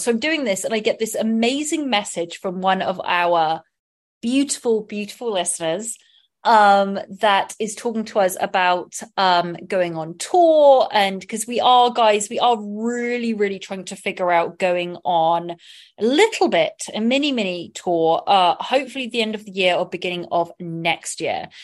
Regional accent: England, United Kingdom; moved away as an adult; now in Los Angeles, United States; I did grow up loving being in England, loving being English, but also wanting to be in America

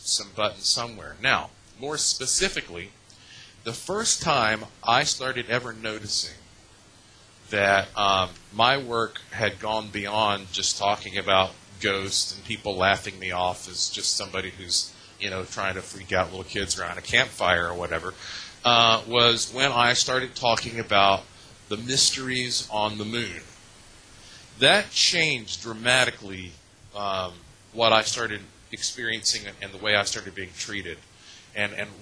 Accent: Asheville, North Carolina, United States; I was born in Asheville, North Carolina. Both sides of my family have been in that area literally for hundreds of years. So I'm about as native as a non-Native American could be

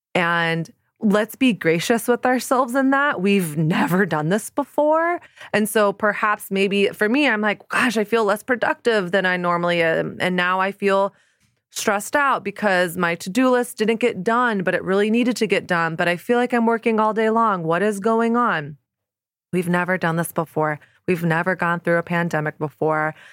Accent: the South, Southern United States, United States; born or raised there; moved away as an adult; now in New York City, United States

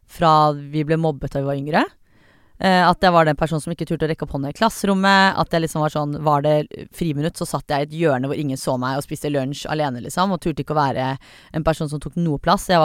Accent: Iran; som iraner, da, så er det veldig vanlig sånn, sånn du skal bli lege, du skal bli kirurg

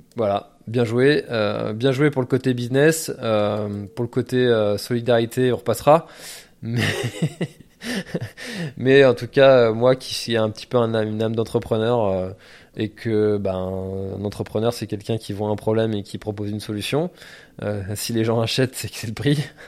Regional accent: Breton, Brittany, France; en tant que breton

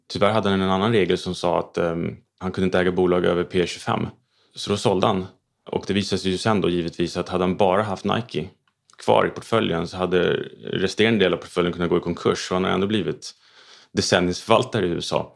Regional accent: Stockholm, Stockholm County, Sweden; Jag är uppväxt eh, i Stockholm

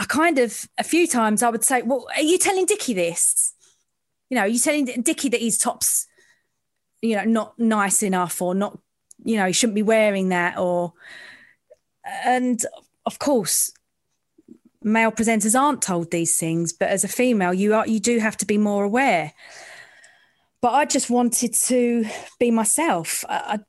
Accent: London, United Kingdom; I'm from the East End

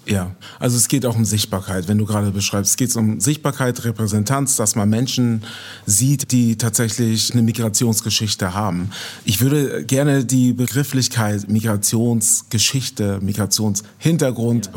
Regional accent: Germany; Als Deutscher

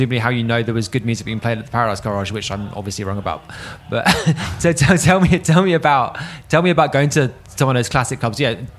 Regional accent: United Kingdom; as a Brit

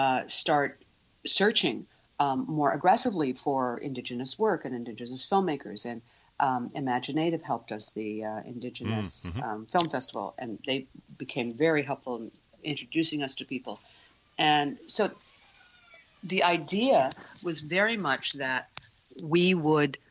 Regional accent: United States; now in Canada; I'm an American, so I grew up with so much Americana

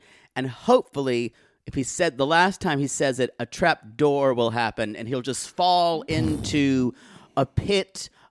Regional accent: South Carolina, United States; moved away; also born or lived in Austria

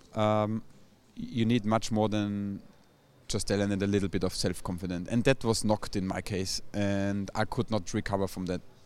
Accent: Austria; moved away; I'm from Austria

